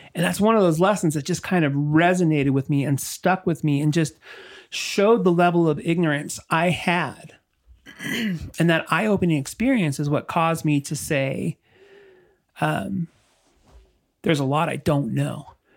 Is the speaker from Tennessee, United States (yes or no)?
no; La Habra, California, United States; moved away; also born or lived in Utah / Colorado; Growing up in La Habra